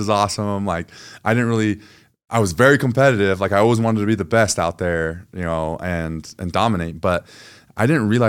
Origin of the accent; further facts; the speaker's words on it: New Jersey, United States; born there; So he was drafted to the Philadelphia Eagles. And so I was born in Jersey.